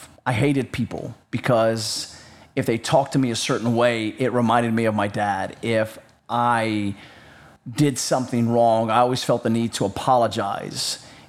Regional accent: North Carolina, United States; We lived in North Carolina, which is, for clarification reasons, south of the Mason-Dixon line. So I am from the South.

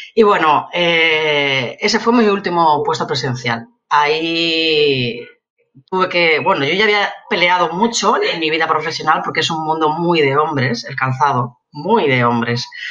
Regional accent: Elche, Valencian Community, Spain; also born or lived in Madrid; yo soy de Elche y en Elche lo que más hay o había son empresas de calzado

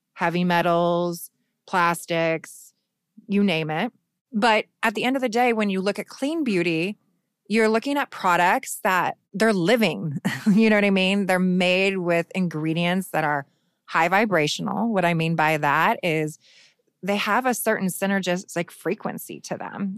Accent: Phoenix, Arizona, United States; Phoenix, which is where I'm from

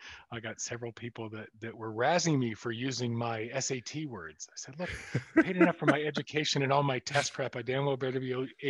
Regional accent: Atlanta, Georgia, United States; also born or lived in Philadelphia; it was 20 miles from where the Ku Klux Klan was reconstituted in 1898. So I grew up in a city where, as cosmopolitan and modern as it fancied itself, people would find out I was Jewish

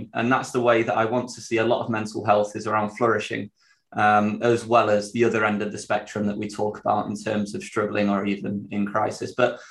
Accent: Sheffield, Yorkshire and the Humber, United Kingdom; accent: Yorkshire; I'm from Sheffield

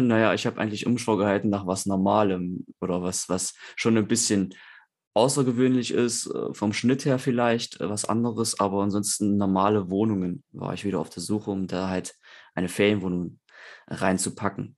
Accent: Eichsfeld, Thuringia, Germany; Wir sind halt sehr katholisch im, im Eichsfeld, wo ich herkomme, aus Thüringen

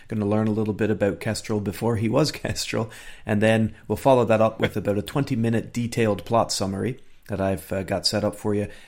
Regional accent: Eastern Canada, Canada; now in Scotland; Growing up in the east of Canada

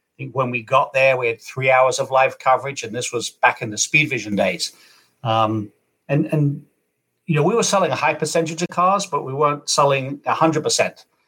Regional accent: Kent, South East England, United Kingdom; also born or lived in California / Arizona; now in Michigan, United States; I, I grew up in Kent, England, uh, moved out there in 1982

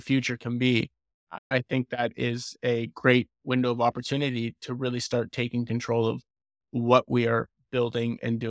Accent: Windsor, Ontario, Canada; also born or lived in Timmins; And I grew up in Windsor, or teenage years in Windsor, and went to Riverside High School and then St. Clair College, studied architecture. And then as soon as I graduated, I moved to Timmins, Ontario.

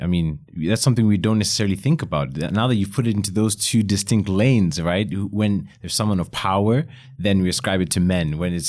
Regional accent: Botswana; I grew up in Botswana in Africa

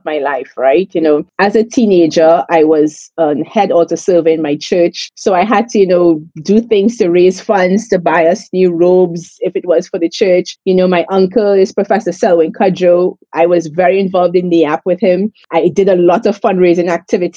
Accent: St. Joseph, Trinidad & Tobago; moved away as an adult; also born or lived in Jamaica; now in Israel; I'm from St. Joseph, you know, that town right next to Kirap. I've lived there most of my life

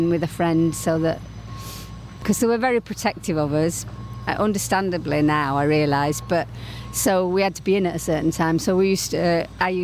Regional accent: Leeds, Yorkshire and the Humber, United Kingdom; moved away; my childhood in the 50s, growing up in Leeds

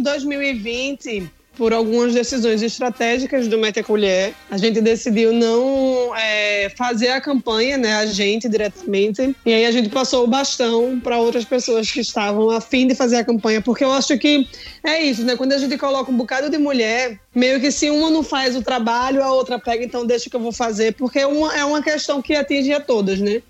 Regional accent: Northeast Brazil, Brazil; a gente é nordeste do Brasil, é, um, é uma região muito quente

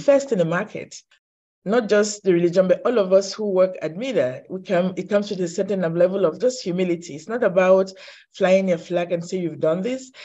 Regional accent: Cameroon; I think I was born in Cameroon

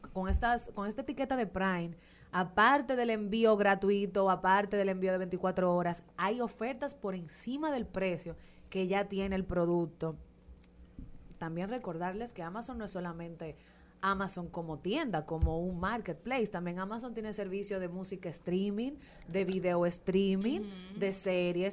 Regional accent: Dominican Republic

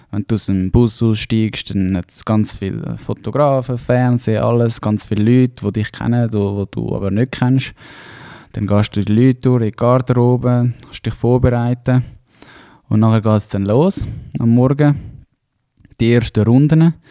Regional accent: Hausen am Albis, Zurich, Switzerland; Ähm, ja, ich komme ursprünglich aus Zürich. Ähm, Hausen am Albis, ein kleines Kaff

